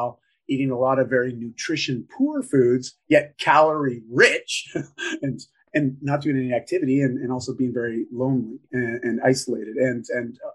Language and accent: English; Canada; I'm just Canadian